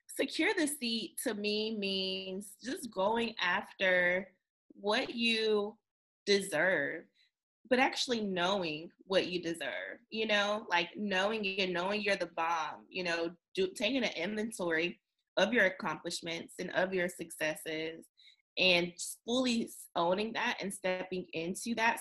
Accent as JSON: {"language": "English", "region": "North Carolina", "country": "United States", "said": "since I am from North Carolina"}